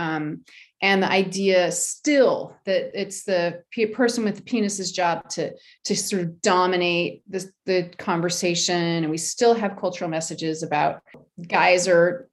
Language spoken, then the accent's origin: English; United States; I'm American